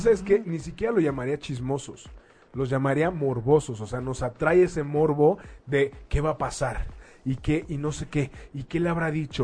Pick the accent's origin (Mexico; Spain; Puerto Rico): Mexico; como mexicanos vamos a elegir